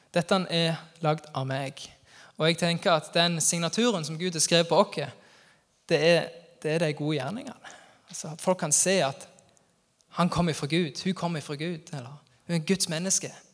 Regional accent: Sokndal, Rogaland, Norway; moved away; Sokndal-patriot der jeg er ifra

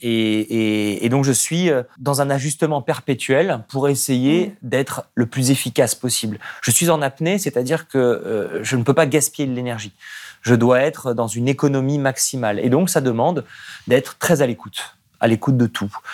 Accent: Nice, Provence-Alpes-Côte d'Azur, France; J'ai grandi à Nice

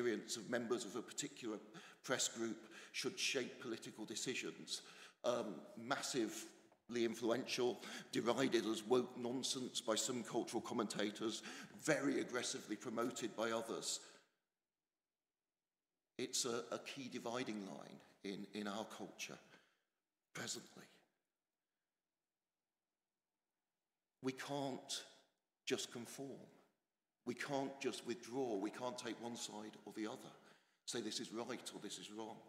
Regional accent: England, United Kingdom; moved away as an adult; now in Scotland; I'm English, stubbornly so, despite nearly two decades in a better place

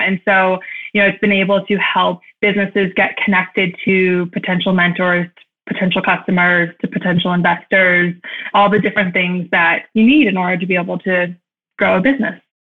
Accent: Cleveland, Ohio, United States; also born or lived in New York City; growing up in Cleveland

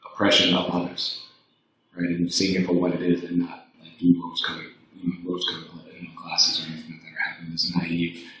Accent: Evanston, Illinois, United States; moved away as an adult; now in Toronto, Canada; Growing up in, I grew up in Chicago, specifically in a suburb called Evanston, Illinois.

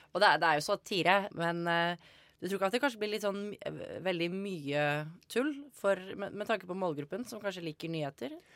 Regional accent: Bærum, Akershus, Norway; jeg er fra Bærum

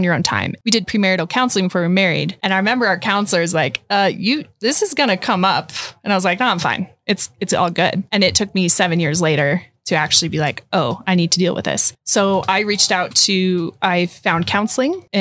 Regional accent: Montana, United States; I grew up in Montana.

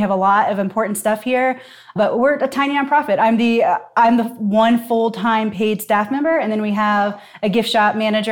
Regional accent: Newport, Kentucky, United States; moved away as an adult; also born or lived in Seattle / New York; now in Cincinnati, United States; I'm actually from Newport, right across the river.

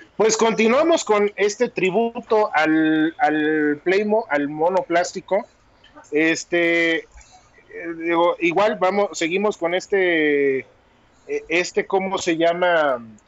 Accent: Mexico; a mí como mexicano

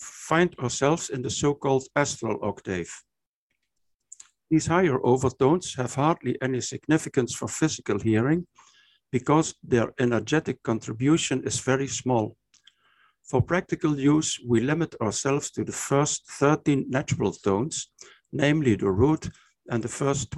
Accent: Maastricht, Limburg, Netherlands; also born or lived in Aachen, Germany; my hometown, Maastricht, in the Netherlands

